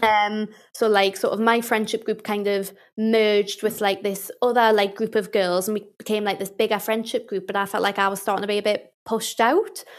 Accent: Newcastle, North East England, United Kingdom; accent: Geordie; I'm from Newcastle

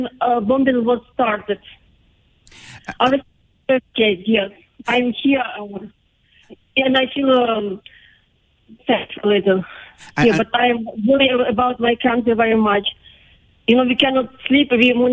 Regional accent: Kyiv, Ukraine; English is a second language; I am from Kyiv. My city is destroyed.

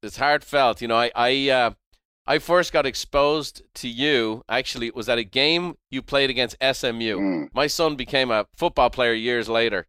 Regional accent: Ireland; I as an Irish guy, the underdog, the undersized guy, you were my guy.

